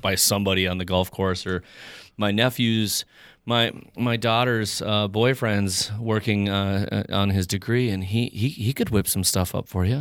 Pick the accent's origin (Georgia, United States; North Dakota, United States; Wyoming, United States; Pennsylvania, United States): North Dakota, United States; Fargo; also born or lived in Moorhead; I grew up here, I'm from Fargo